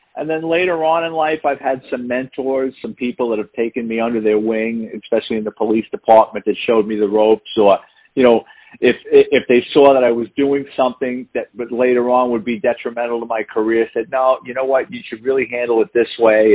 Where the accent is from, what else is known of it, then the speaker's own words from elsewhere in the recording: New York City, New York, United States; moved away as an adult; now in Florida, United States; I'm born and raised in the Bronx